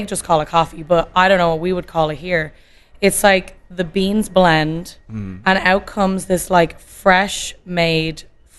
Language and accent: English; Dublin, Leinster, Ireland; moved away as an adult; also born or lived in Boston; now in California, United States; And we moved back when I was 2, back to Ireland, back to Dublin.